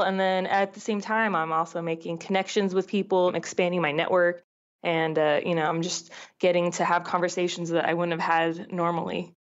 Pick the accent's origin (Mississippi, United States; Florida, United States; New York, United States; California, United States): California, United States; Southern; I grew up in Southern California